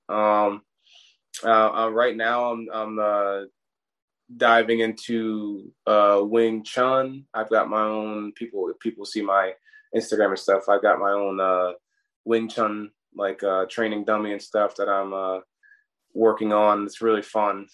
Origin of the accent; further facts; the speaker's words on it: Hamilton, New Jersey, United States; also born or lived in Newark, New Jersey / Colonia, New Jersey / Maryland; I was born in Newark, but I grew up in South Jersey, like uh, uh, near the Philly area, Hamilton.